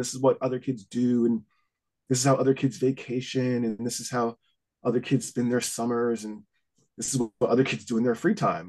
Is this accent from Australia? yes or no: no; Huntington, New York, United States; also born or lived in Greenlawn; now in New Jersey, United States; I grew up in Huntington for the most part